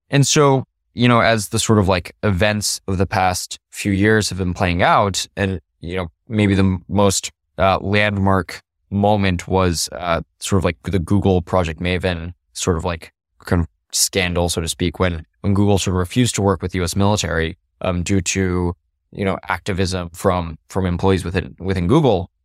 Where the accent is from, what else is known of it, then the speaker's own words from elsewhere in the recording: Los Alamos, New Mexico, United States; I grew up in Los Alamos, New Mexico